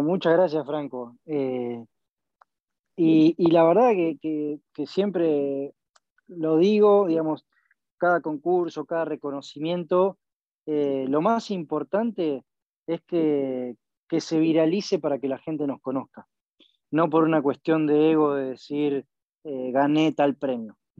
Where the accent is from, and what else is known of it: Argentina